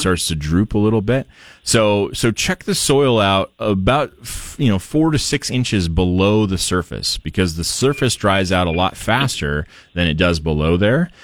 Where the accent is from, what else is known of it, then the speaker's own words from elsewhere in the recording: Portland, Oregon, United States; now in Idaho, United States; I grew up in Portland